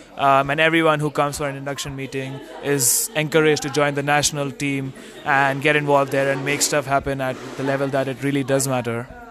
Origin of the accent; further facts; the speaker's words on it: India; moved away as an adult; now in Singapore; I'm from India. I study in Singapore